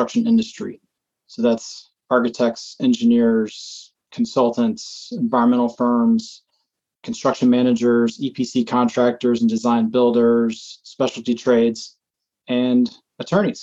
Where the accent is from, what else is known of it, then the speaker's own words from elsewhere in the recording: Atlanta, Georgia, United States; moved away as an adult; also born or lived in Virginia; now in Portland, Maine, United States; I'm from Atlanta originally. I grew up in Metro Atlanta